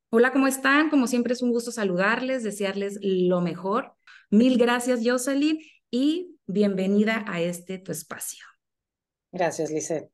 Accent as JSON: {"language": "Spanish", "region": "Sonora", "country": "Mexico", "said": "yo soy de México y específicamente soy de Sonora"}